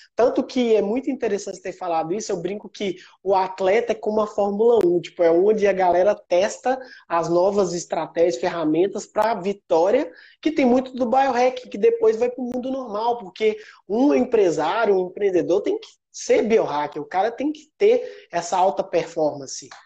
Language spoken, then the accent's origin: Portuguese; Sete Lagoas, Minas Gerais, Brazil; eu sou natural de Sete Lagoas, é uma cidade do interior de Minas